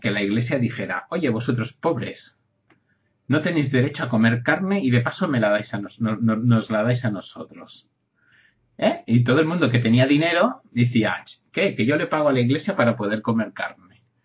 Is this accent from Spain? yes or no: yes; Catalonia, Spain; yo soy catalán